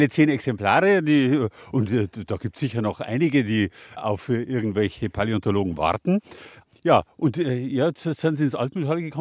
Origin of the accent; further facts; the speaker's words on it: Rhineland, Germany; Als Rheinländerin ist es also ein Wunschtraum gewesen, tatsächlich ins Ries zu kommen, wenn man sowas studiert.